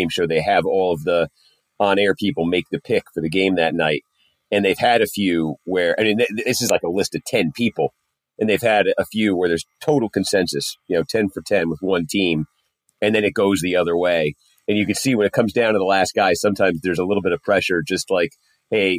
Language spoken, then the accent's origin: English; Massachusetts, United States; I come from Massachusetts.